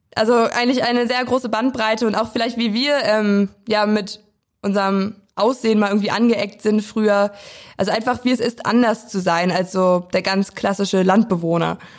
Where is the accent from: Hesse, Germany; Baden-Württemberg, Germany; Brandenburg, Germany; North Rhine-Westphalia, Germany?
Brandenburg, Germany; Weisen; now in Schwerin, Germany; komme ursprünglich aus Weisen. Das ist ein kleines Dörfchen im Norden Brandenburgs im Landkreis Prignitz.